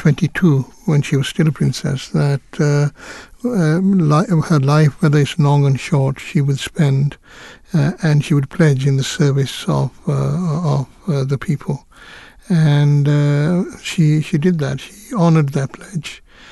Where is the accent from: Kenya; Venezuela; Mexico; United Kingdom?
Kenya; born there; But it's also noteworthy that I was born in East Africa.